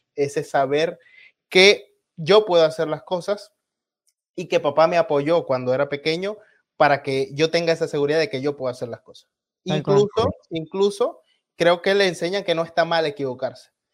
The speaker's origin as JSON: {"language": "Spanish", "country": "Venezuela"}